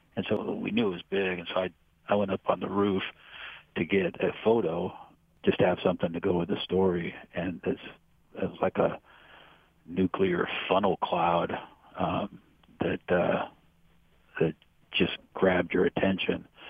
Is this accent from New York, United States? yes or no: no; Chico, California, United States; I was born in Chico, raised here, went to college here, kind of grew up here